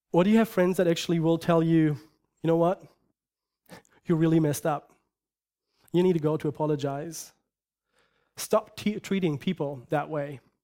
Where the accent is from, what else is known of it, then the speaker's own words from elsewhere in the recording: Germany; moved away; I grew up in Germany, and I lived in a culture that supposedly is Christian